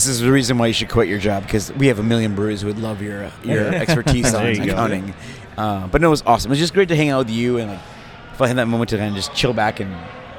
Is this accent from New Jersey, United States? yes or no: no; Milwaukee, Wisconsin, United States; moved away; I'm from Milwaukee.